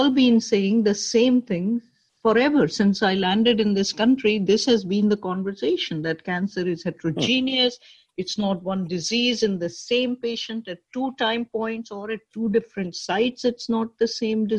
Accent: Pakistan; moved away as an adult; now in New York, United States; I grew up in Pakistan

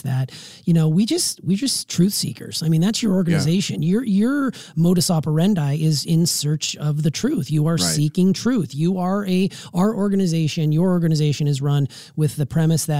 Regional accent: United States; as an American.

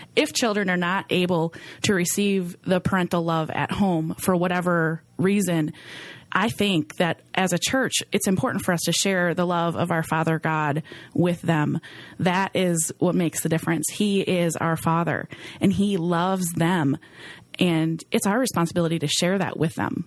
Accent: Green Bay, Wisconsin, United States; I grew up right here in Green Bay

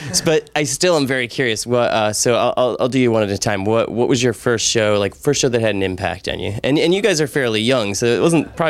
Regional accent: Chicago, Illinois, United States; and I'm from Chicago, and she's from Chicago

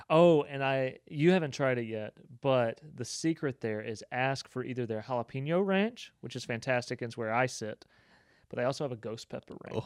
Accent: Southeast, United States; now in Bryan-College Station, United States; I am used to, growing up in the Southeast

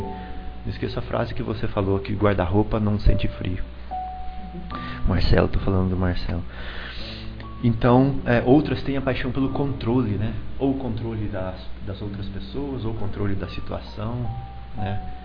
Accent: Americana, São Paulo, Brazil; eu era criança lá em Americana e lá a gente tem um sotaque bem típico

